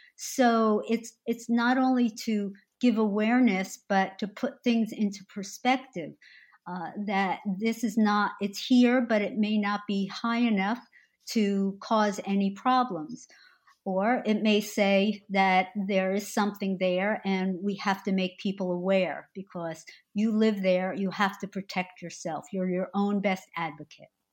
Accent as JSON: {"language": "English", "region": "New Jersey", "country": "United States", "tie": "born or raised there", "said": "I born and raised and remain in New Jersey"}